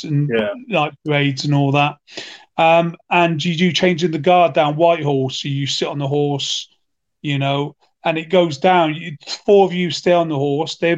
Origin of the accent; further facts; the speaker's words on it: Cheltenham, South West England, United Kingdom; moved away as an adult; I was born and bred in Cheltenham